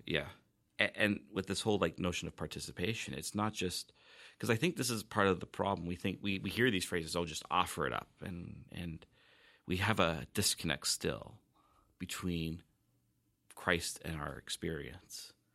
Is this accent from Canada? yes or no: yes; Vancouver, British Columbia, Canada; now in Victoria, Canada; I grew up, uh, actually near Vancouver